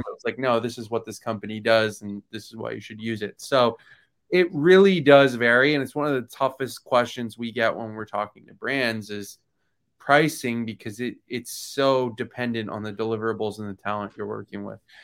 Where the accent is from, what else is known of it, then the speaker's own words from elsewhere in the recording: Florida, United States; I grew up in Florida